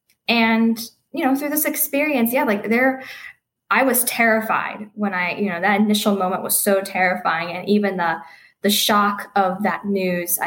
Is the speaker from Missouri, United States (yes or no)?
no; Pittsburgh, Pennsylvania, United States; also born or lived in Cleveland, Ohio; I'm from Pittsburgh